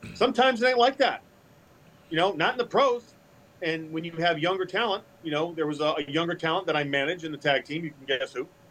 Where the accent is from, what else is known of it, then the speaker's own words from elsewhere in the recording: Massachusetts, United States; now in Louisville, United States; I grew up in Massachusetts, I live in Louisville